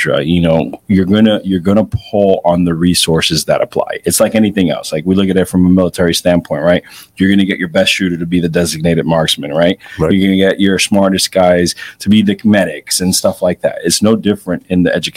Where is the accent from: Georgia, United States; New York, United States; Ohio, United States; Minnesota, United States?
New York, United States; New York City; I grew up in New York City